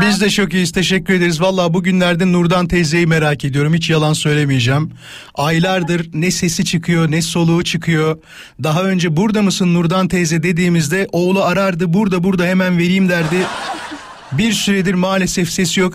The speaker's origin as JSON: {"language": "Turkish", "town": "İzmit", "region": "Kocaeli", "country": "Turkey", "said": "Ben İzmitliyim."}